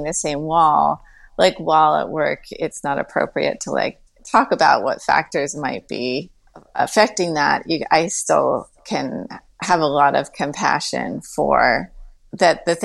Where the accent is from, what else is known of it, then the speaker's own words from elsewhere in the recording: Westchester, New York, United States; growing up in Westchester